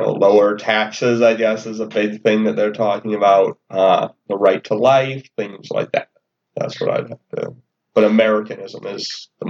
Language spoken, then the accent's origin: English; Boston, Massachusetts, United States; moved away as an adult; now in Ames, United States; I'm originally from Boston